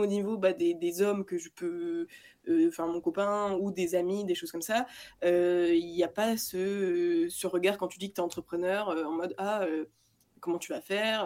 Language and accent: French; Lille, Hauts-de-France, France; moi je viens de Lille